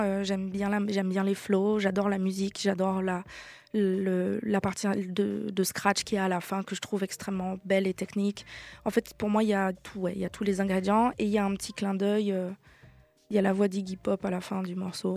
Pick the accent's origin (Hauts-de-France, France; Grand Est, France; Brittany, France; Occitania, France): Brittany, France; Brest; moved away; j'ai grandi euh, à Brest avec donc une maman basque espagnole, un papa niçois